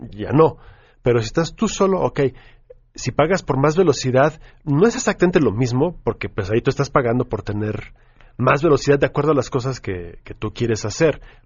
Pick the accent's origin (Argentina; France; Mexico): Mexico; nosotros como mexicanos